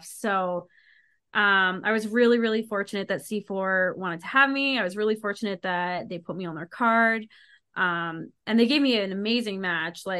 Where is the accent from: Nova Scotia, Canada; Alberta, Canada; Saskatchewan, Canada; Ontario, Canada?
Alberta, Canada; Calgary; it's so funny because when they announced I was from Calgary, I heard the crowd go, "Oh!"